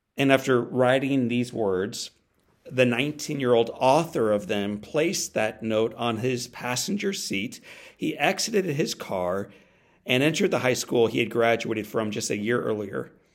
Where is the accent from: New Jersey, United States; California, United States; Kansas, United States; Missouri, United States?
Missouri, United States; St. Louis; my hometown of Saint Louis, Missouri